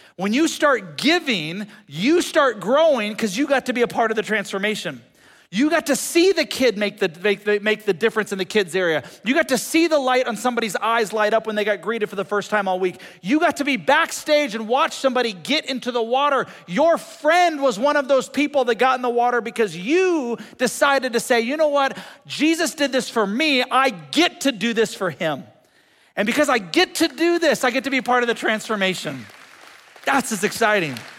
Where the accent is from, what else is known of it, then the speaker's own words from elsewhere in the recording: United States; for us as American Christians